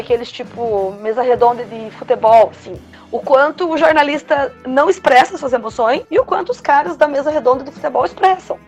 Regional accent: Brazil; a gente é latino-americano, é, né? Cresce assistindo telenovelas

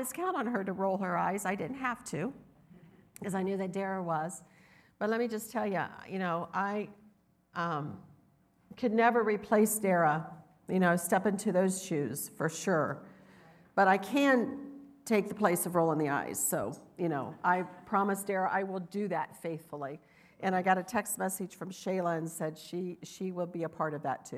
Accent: the South, United States; I'm from the South, but you can hear the difference

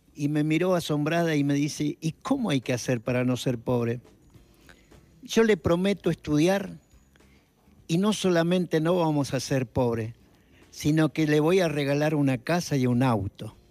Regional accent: Salta, Argentina; soy salteño

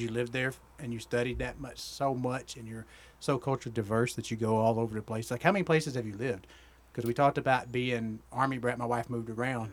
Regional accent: Georgia, United States; I'm from Georgia

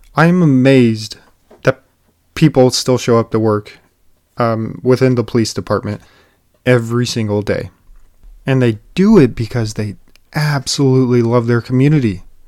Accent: United States; as an American people

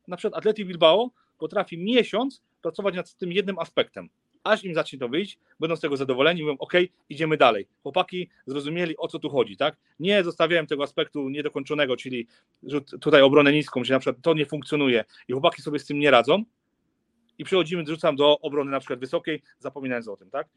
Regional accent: Silesian Voivodeship, Poland; u nas na Śląsku

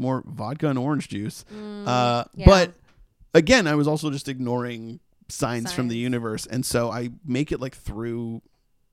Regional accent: Massachusetts, United States; now in Los Angeles, United States; we're from Massachusetts

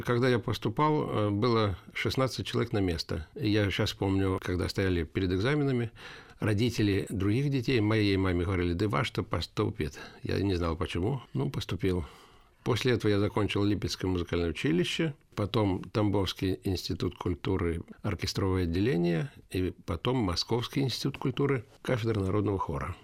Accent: Yelets, Lipetsk Oblast, Russia; also born or lived in Riga, Latvia; я коренной ельчанин. С года я живу в Ельце. А единственное, родился я в городе Риге

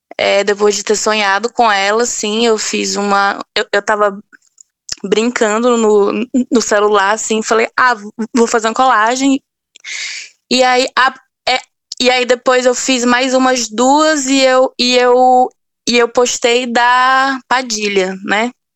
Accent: sertão of Bahia, Brazil; eu sou sertaneja do sertão da é, da Bahia

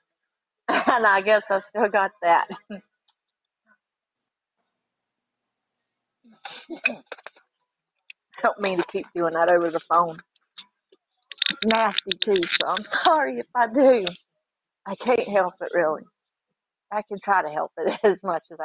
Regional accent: Granite Falls, North Carolina, United States; accent: southern drawl; I'm from North Carolina, but I'm originally from Granite Falls.

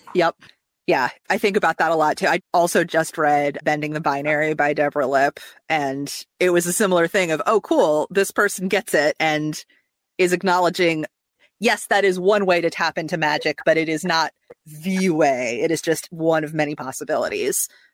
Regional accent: Midwest, United States; now in Atlanta, United States; I grew up in the Midwest

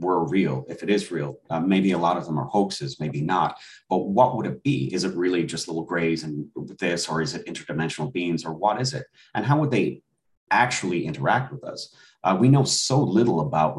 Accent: Ireland; moved away as an adult; now in United States; I was born and raised in Ireland. I came to the States when I was 18.

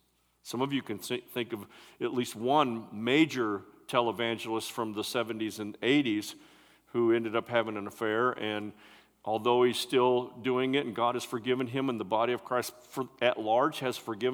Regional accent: West Branch, United States; We grew up in West Branch together

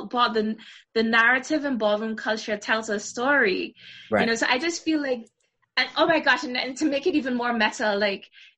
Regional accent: Trinidad & Tobago; growing up in Trinidad with my great aunt Gloria

